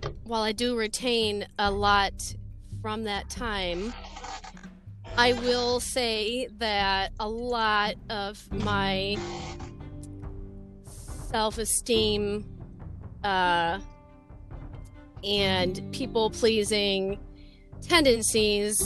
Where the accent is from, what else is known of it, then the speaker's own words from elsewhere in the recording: Macomb, Michigan, United States; I grew up in Macomb, Michigan